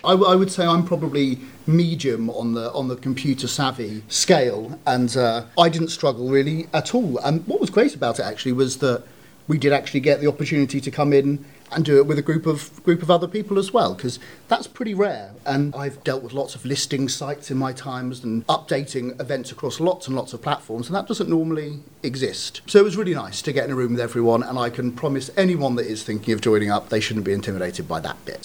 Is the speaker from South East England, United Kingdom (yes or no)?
yes; Reading, South East England, United Kingdom; moved away as an adult; also born or lived in London; I'm from Reading, but I moved back about six months ago to, to join Reading Rep